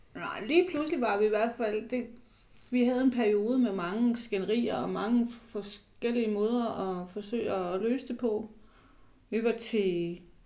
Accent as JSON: {"language": "Danish", "area": "Falster", "region": "Zealand", "country": "Denmark", "tie": "born or raised there", "said": "Jeg er vokset op nede på Falster"}